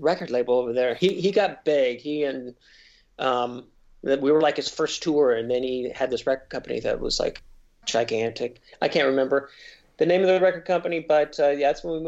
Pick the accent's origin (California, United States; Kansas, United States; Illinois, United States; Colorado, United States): Illinois, United States; Decatur; also born or lived in Sullivan, Illinois / Mattoon, Illinois; when I grew up in Decatur, Illinois